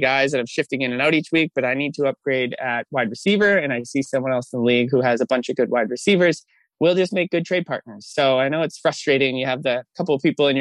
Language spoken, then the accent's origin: English; Massachusetts, United States; moved away as an adult; now in Bay Area, United States; I'm from Massachusetts. We live in the Bay Area now